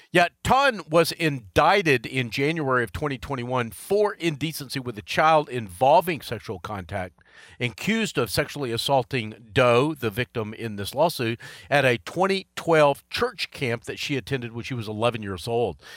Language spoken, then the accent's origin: English; Charlotte, North Carolina, United States; right here in my hometown of Charlotte